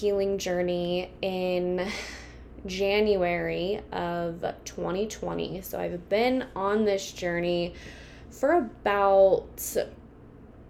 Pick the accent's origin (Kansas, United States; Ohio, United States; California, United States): Kansas, United States; I am from Kansas.